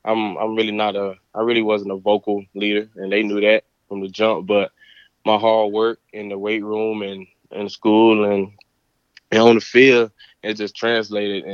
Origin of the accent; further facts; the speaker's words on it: North Carolina, United States; moved away as an adult; also born or lived in Pittsburgh; I'm from North Carolina.